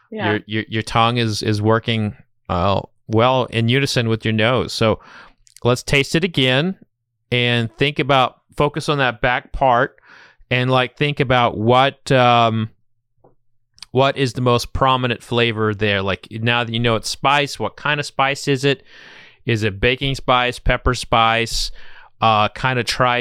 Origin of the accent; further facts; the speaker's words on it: Oklahoma, United States; now in Kentucky, United States; I'm from Oklahoma, and I live in Kentucky